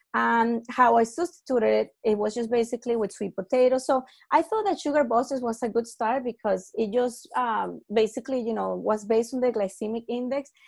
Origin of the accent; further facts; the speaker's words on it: Venezuela; I'm from Venezuela